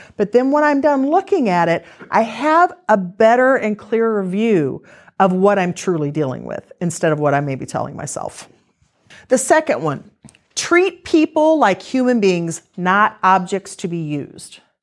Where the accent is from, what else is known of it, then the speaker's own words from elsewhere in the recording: Missouri, United States; we're from Missouri